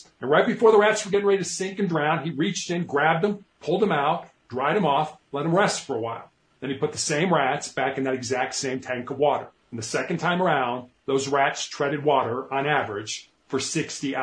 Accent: Chicago, Illinois, United States; I grew up in Chicago.

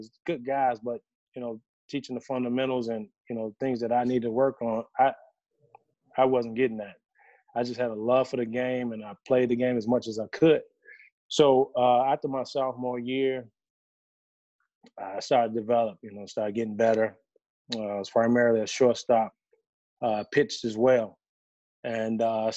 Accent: Chicago, Illinois, United States; born or raised there

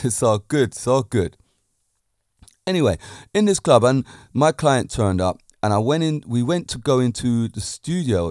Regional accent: United Kingdom; Being a Brit myself

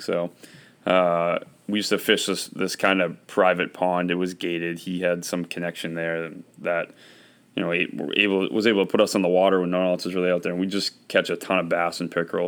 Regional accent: Westbrook, Maine, United States; I was raised in Westbrook, Maine, just outside of Portland.

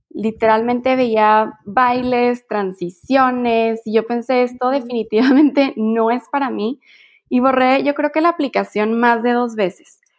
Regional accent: Mexico; Sí, no, soy mamá mexicana.

